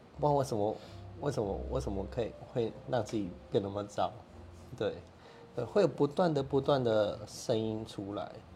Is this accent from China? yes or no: no; Kaohsiung, Taiwan; 高雄人 嗯。啊，所以就在这边嘛，因为这是我的故乡